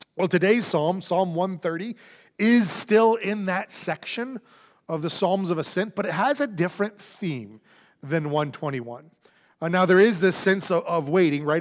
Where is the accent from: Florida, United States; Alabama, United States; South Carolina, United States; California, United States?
Florida, United States; now in Houston, United States; I grew up in Florida